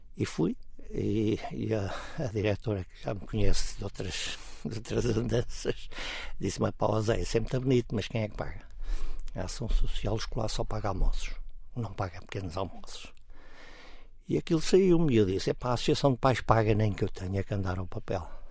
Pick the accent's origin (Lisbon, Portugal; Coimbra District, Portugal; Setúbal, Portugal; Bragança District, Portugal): Lisbon, Portugal; Cascais; Quando eu nasci, eu morava no Monte